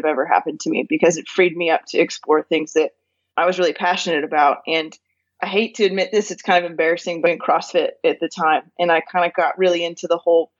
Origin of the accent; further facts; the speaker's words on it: California, United States; moved away as an adult; also born or lived in Northwest Arkansas; now in Arkansas, United States; I was born and raised in California and actually lived in California for the first 31 years of my life.